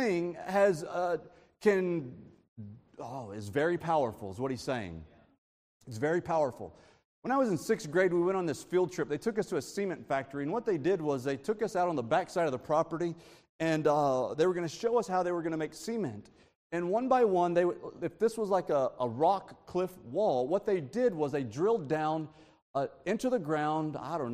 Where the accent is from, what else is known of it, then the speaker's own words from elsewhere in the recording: Texas, United States; I'm from Texas